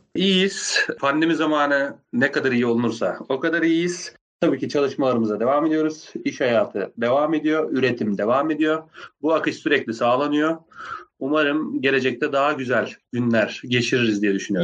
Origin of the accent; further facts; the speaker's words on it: Afyonkarahisar, Turkey; Ben Afyon Afyonkarahisar doğumluyum.